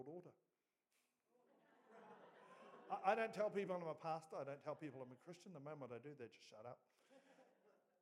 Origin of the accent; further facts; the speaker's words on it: Oamaru, Otago, New Zealand; moved away as an adult; now in Gisborne, New Zealand; In Oamaru, North Otago, is where we were from originally